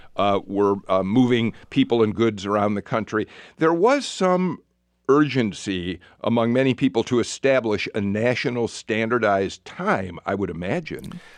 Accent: Chicago, Illinois, United States; now in Atlanta, United States; I grew up in Chicago

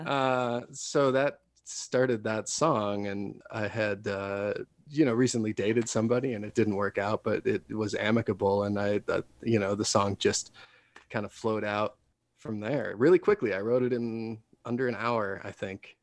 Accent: Wisconsin, United States; now in Denver, United States; I'm from Wisconsin originally, and way way back when I lived there

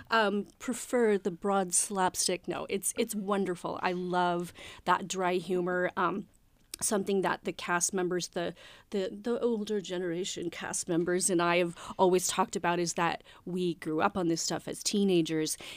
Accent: Coeur d'Alene, Idaho, United States; When I grew up in Coeur d'Alene

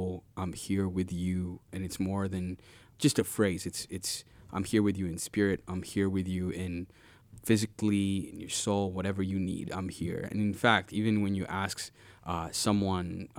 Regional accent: Uganda; now in Kenosha, United States; growing up in Uganda, every time we were naughty in class

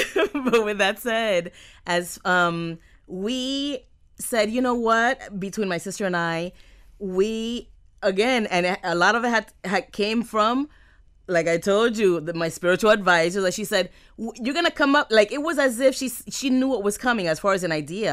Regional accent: Miami, Florida, United States; accent: Miami; I'm from Miami. I am a Miami girl. I have a Miami accent.

